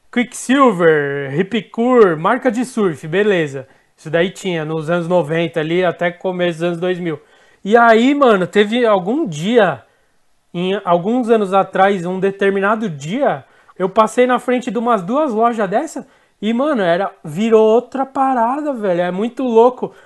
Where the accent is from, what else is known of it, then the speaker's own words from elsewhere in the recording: São Paulo, Brazil; a gente é de São Paulo